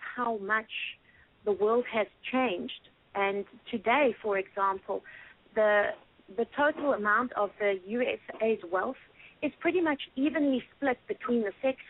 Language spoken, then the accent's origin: English; South Africa; now in United States; my home country, South Africa